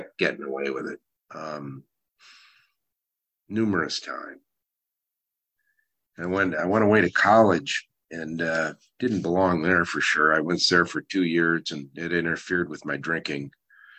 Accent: Chicago, Illinois, United States; moved away as an adult; also born or lived in Phoenix, Arizona / Whidbey Island, Washington; I grew up in the Chicago area, Chicago, Illinois, USA

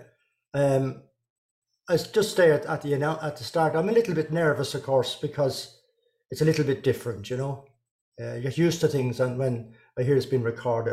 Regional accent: North County Dublin, Leinster, Ireland; So I was born in North County Dublin.

